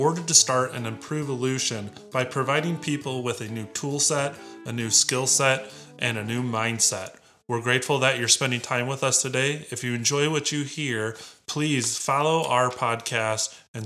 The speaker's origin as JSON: {"language": "English", "town": "Lake Station", "region": "Indiana", "country": "United States", "tie": "born or raised there", "also_born_or_lived": "Crown Point, Indiana", "said": "I grew up in Lake Station, so I and my family lived there from the time I was in first grade to sixth grade"}